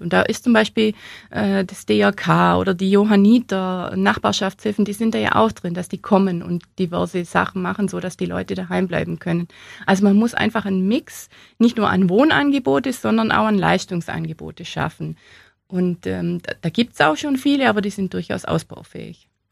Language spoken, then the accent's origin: German; Allgäu, Bavaria, Germany; im Allgäu, da wo ich her bin, da hat man den Hof nicht hergeben